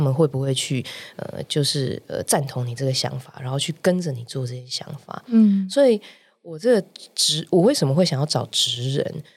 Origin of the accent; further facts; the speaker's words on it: Hualien, Hualien County, Taiwan; moved away as an adult; now in Taipei, Taiwan; 我本身是花莲人嘛嗯哼。所以我就大学的时候就来台北念，呃，就考上了台北学校，就来这里念服装设计这样